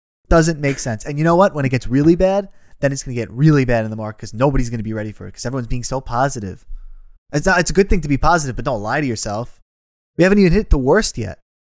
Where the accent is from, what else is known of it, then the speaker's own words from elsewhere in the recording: New York, United States; We're both from New York.